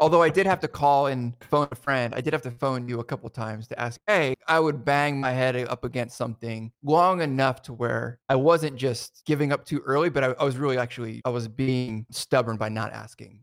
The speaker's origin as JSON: {"language": "English", "region": "New Jersey", "country": "United States", "tie": "born or raised there", "said": "where I grew up in New Jersey"}